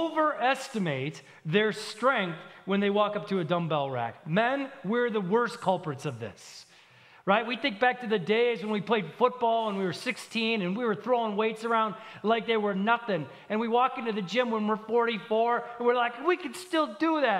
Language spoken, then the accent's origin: English; Minneapolis–Saint Paul, Minnesota, United States; moved away; I'm from the Twin Cities in Minnesota. That's thousands of miles from here